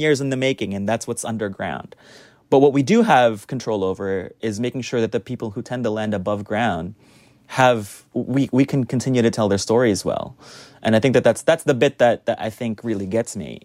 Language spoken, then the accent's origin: English; United States; now in New York, United States; I, as an American sommelier